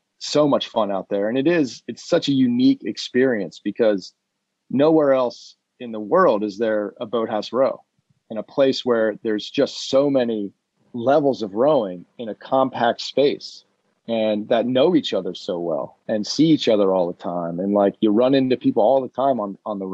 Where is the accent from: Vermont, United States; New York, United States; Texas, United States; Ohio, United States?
Ohio, United States; moved away; got a job working somewhere in Ohio, in my hometown